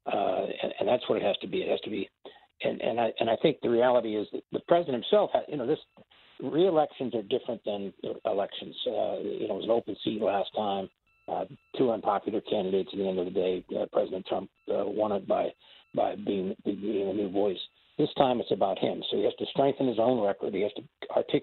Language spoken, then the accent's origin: English; San Francisco Bay Area, California, United States; now in New York, United States; I grew up in the Bay Area, San Francisco Bay Area, many, many years ago